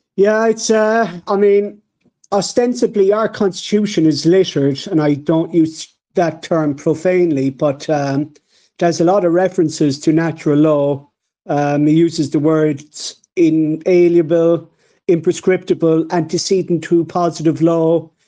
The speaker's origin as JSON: {"language": "English", "country": "Ireland", "said": "as an Irishman"}